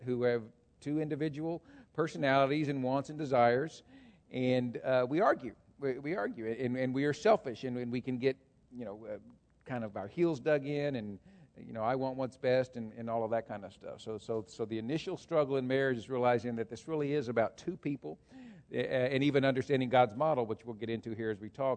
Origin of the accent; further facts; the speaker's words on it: Texas, United States; moved away as an adult; now in Hamilton County, United States; I grew up in Texas. My dad was a farmer.